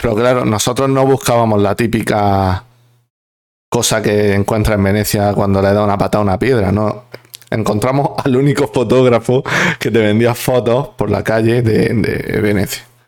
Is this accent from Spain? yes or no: yes; Spain; los españoles tenemos que ser un poco conscientes de nuestro pasado